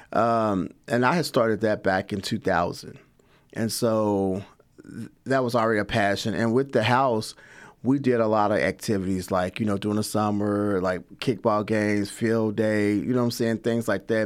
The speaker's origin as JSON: {"language": "English", "town": "Lexington", "region": "Kentucky", "country": "United States", "tie": "born or raised there", "also_born_or_lived": "Louisville, Kentucky / Chicago, Illinois", "said": "I am from here, Lexington, Kentucky. I was born and raised here"}